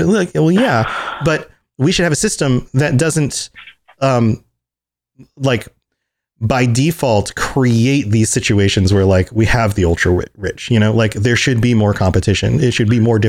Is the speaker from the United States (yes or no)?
yes; United States; I can only speak as an American